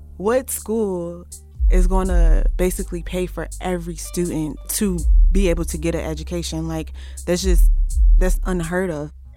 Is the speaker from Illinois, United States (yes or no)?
no; Cincinnati, Ohio, United States; moved away as an adult; now in Berea, United States; I am from Cincinnati, Ohio, and I am currently a student at Berea College.